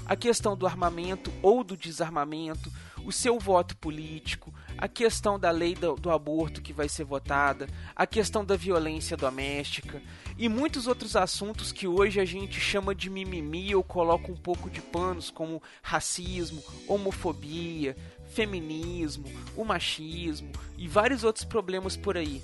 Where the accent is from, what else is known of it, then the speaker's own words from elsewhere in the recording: Brazil; nós brasileiros temos a capacidade de querer uma coisa